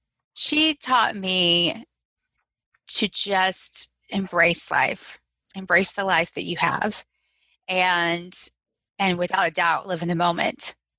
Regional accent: Southeast, United States; I grew up all over the Southeast. I was an Air Force brat.

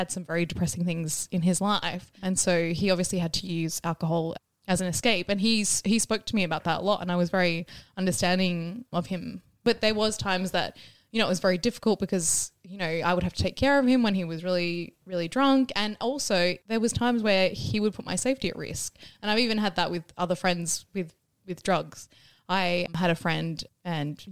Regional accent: Ireland; I'm Irish

